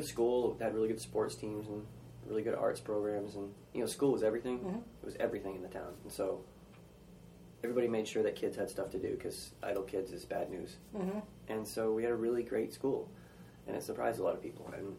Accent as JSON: {"language": "English", "region": "northern Maine", "country": "United States", "tie": "born or raised there", "also_born_or_lived": "Massachusetts", "moved": "yes", "lives_now": "New York City, United States", "said": "I moved to Maine when I was 8. I was born in Massachusetts and... moved to Maine when I was in third grade."}